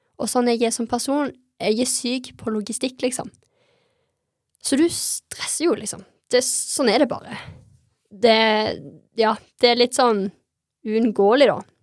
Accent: Stavanger, Rogaland, Norway; jeg ble ikke værende i hjembyen min

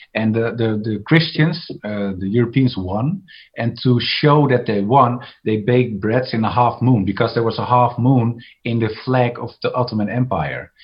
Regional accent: Amsterdam, North Holland, Netherlands; I was born in Amsterdam, and Amsterdam is very liberal.

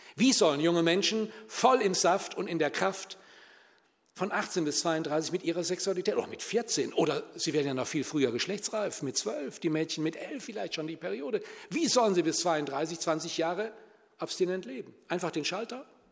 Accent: Germany; bei uns in Deutschland

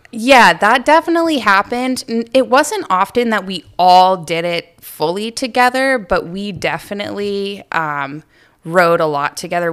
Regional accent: Mapleton, Maine, United States; I grew up in Aroostook County in a little town called Mapleton, right outside of Presque Isle.

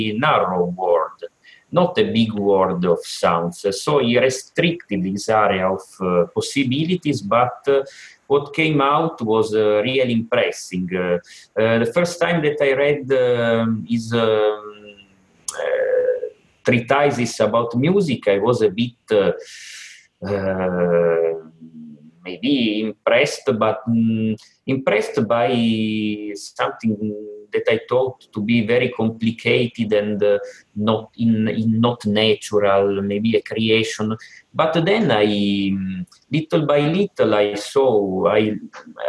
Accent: Turin, Piedmont, Italy; I was with my father in a church here in my hometown, Torino, that is in the northwest of Italy

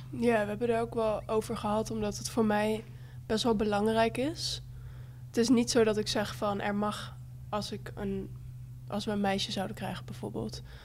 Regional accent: Bible Belt, Netherlands; ik kom uit de Bijbelbelt

